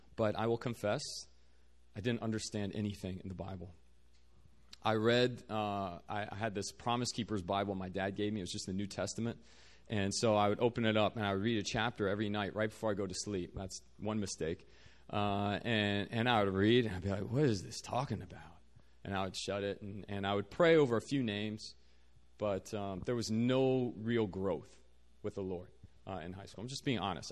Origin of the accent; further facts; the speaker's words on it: Virginia, United States; moved away as an adult; now in South Korea; I'm originally from Virginia. Uh, grew up there